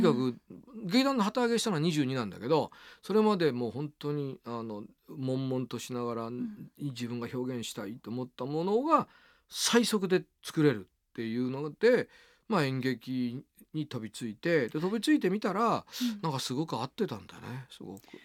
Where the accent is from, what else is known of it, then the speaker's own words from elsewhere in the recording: Niihama, Ehime, Japan; now in Tokyo, Japan; 僕 は愛媛県の新居浜ってとこ